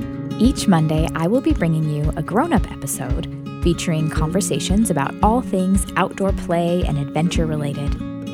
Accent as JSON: {"language": "English", "region": "Illinois", "country": "United States", "lives_now": "Tennessee, United States", "said": "I am originally from Central Illinois, but my husband Cole and I have called Tennessee home for about 10 years now."}